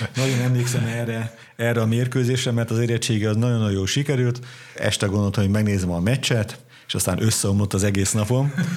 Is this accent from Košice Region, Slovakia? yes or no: yes; Kisgéres, Košice Region, Slovakia; also born or lived in Királyhelmec; Bodrog közé születésű vagyok, Kisgéresben nőttem föl